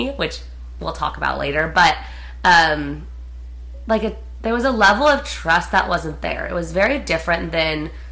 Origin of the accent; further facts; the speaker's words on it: Prescott, Arizona, United States; moved away; we're from Prescott, which is a really small town in Arizona